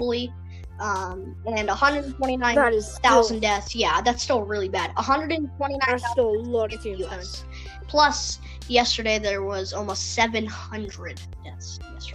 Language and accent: English; United States; I'm an American